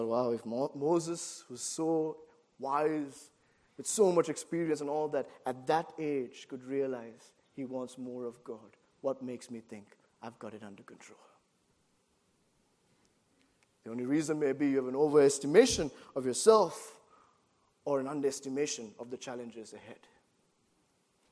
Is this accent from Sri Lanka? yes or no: yes; Sri Lanka; moved away as an adult; also born or lived in Boston, United States; Growing up in Sri Lanka all my life, and then coming to Boston to do my undergrad studies at Gordon College